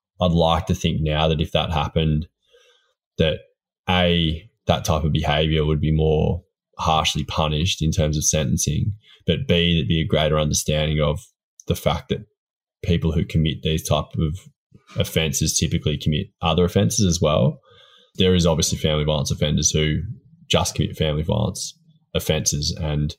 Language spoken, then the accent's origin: English; Port Fairy, Victoria, Australia; Port Fairy, which is my hometown.